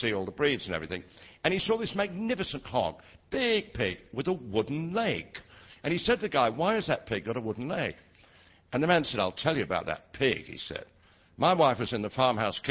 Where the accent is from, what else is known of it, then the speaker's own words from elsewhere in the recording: Leeds, Yorkshire and the Humber, United Kingdom; I was born in Leeds all those years ago.